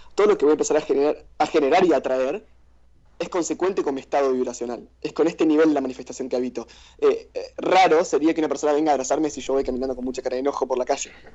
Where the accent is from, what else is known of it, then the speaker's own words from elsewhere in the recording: Argentina; Somos argentinos